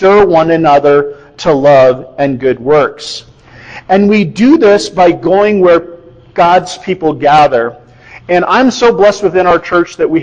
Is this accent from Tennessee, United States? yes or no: no; Iowa, United States; moved away; I come from Iowa